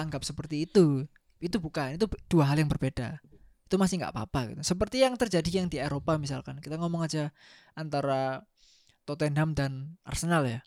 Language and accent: Indonesian; Surabaya, East Java, Indonesia; saya orang Surabaya plat L